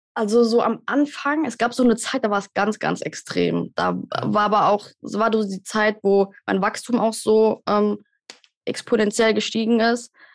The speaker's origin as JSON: {"language": "German", "country": "Germany", "said": "wir als Deutsche"}